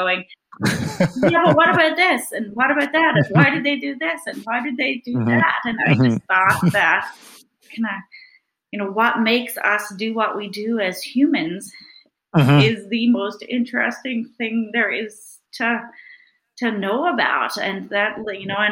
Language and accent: English; Newfoundland and Labrador, Canada; moved away; I'm from Newfoundland, and I grew up in a small fishing village of 80 people, and I went to a one-room schoolhouse